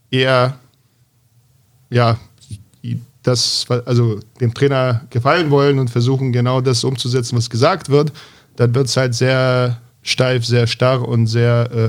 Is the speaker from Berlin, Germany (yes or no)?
yes; Berlin, Germany; vor allem als Berliner kann man sich an sehr viele äh, extrem talentierte Jungs